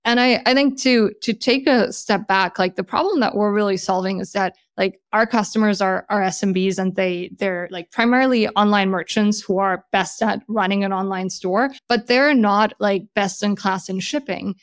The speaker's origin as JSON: {"language": "English", "country": "Germany", "tie": "born or raised there", "also_born_or_lived": "Switzerland", "moved": "as an adult", "lives_now": "San Francisco, United States", "said": "I, uh, was born and raised in Germany"}